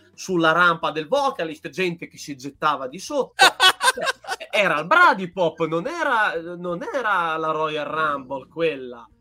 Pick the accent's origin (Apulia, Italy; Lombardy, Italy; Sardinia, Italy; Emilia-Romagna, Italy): Emilia-Romagna, Italy; io da buon romagnolo